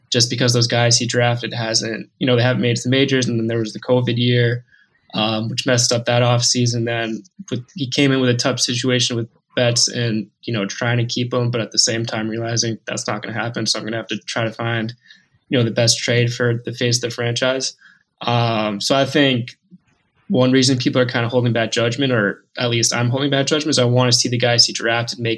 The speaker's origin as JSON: {"language": "English", "town": "Boston", "region": "Massachusetts", "country": "United States", "tie": "born or raised there", "moved": "yes", "said": "I grew up in Boston, so I'm used to seeing the diehard fan base"}